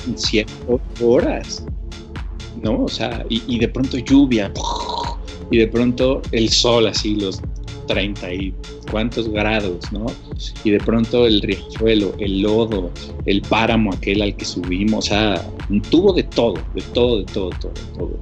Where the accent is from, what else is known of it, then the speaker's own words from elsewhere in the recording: Mexico; soy el único mexicano